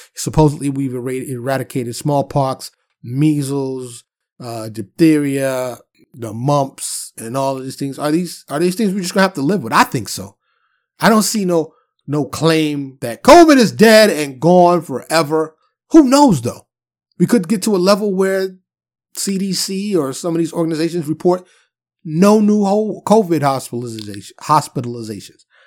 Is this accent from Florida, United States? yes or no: no; New York City, New York, United States; I was born and raised in New York City, Harlem and the Bronx